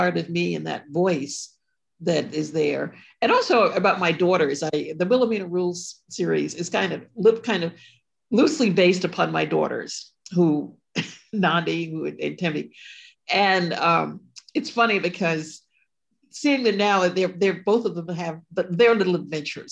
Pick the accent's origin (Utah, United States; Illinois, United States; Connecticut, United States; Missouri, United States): Connecticut, United States; Ashford; I grew up in Connecticut, the Ashford town, a small town called Ashford